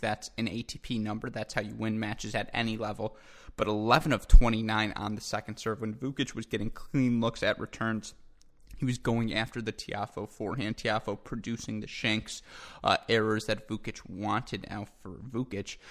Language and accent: English; Michigan, United States; now in Indianapolis, United States; my home state of Michigan